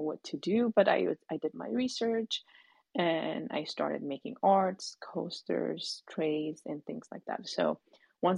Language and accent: English; Ethiopia; now in United States; growing up in Ethiopia